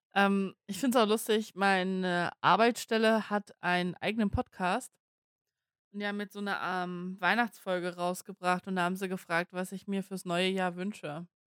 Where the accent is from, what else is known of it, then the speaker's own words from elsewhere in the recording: Germany; für uns in Deutschland